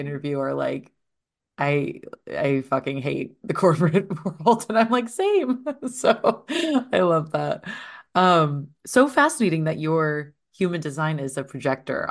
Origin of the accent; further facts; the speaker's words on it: eastern Iowa, United States; moved away; my hometown is a very small place in eastern Iowa